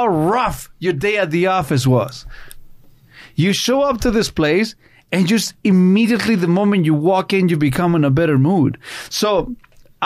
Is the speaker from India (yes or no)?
no; Chile; English is a second language; now in Canada; growing up in Chile